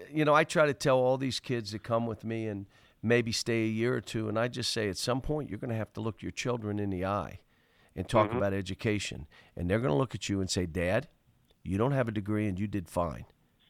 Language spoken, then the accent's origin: English; Pittsburgh, Pennsylvania, United States; But I grew up in Pittsburgh. They don't understand. I grew up in Pittsburgh. It's my home.